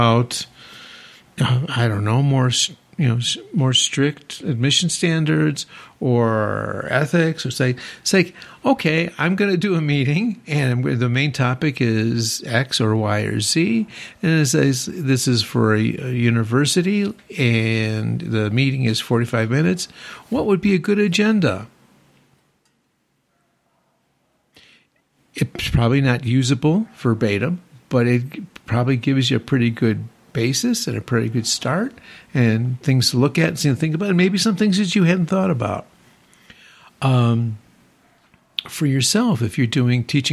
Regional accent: Chicago, Illinois, United States; I'm from Chicago

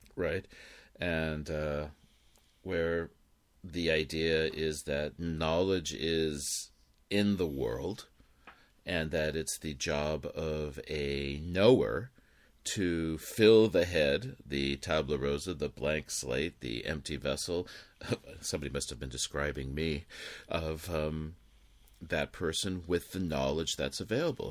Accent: Los Angeles, California, United States; growing up in Los Angeles

